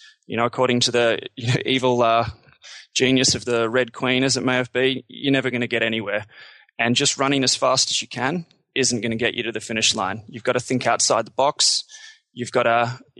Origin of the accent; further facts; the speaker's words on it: Australia; moved away as an adult; also born or lived in Canada; I'm Australian